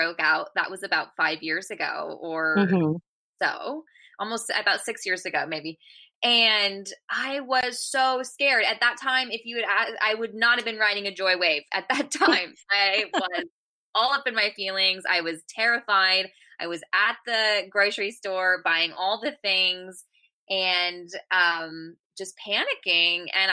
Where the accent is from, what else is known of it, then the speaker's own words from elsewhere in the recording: California, United States; moved away; also born or lived in Georgia; I'm from California